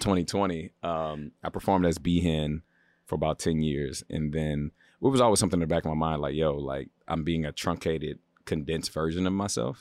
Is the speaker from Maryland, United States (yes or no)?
yes; Baltimore, Maryland, United States; moved away as an adult; now in Los Angeles, United States; I'm from the East Coast. I'm from Baltimore.